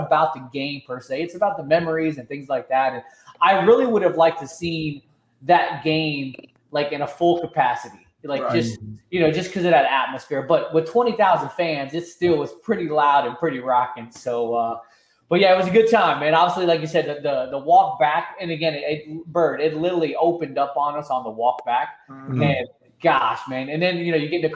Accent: South Florida, United States; also born or lived in New York; I was born in New York. I moved down to South Florida when I was like 5 years old.

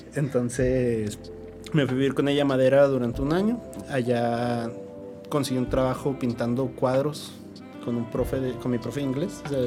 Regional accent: San Juanito, Chihuahua, Mexico; now in Chihuahua, Mexico; yo no soy de aquí de la ciudad, yo soy de San Juanito, Chihuahua.

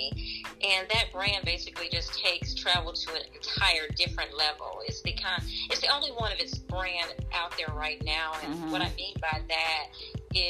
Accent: Montgomery, Alabama, United States; moved away as an adult; I am originally from Montgomery, Alabama

